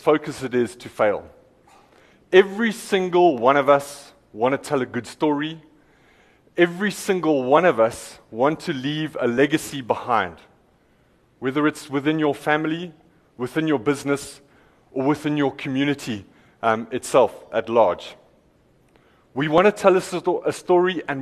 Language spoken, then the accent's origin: English; Eastern Cape, South Africa; I'm from the Eastern Cape